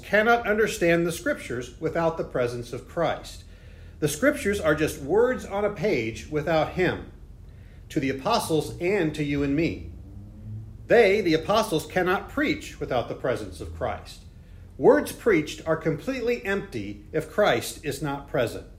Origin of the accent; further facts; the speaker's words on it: Indianapolis, Indiana, United States; my hometown of Indianapolis